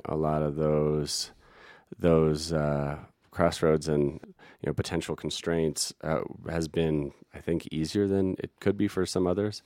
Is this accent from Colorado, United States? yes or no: yes; Denver, Colorado, United States; now in Telluride, United States; I'm from the Denver area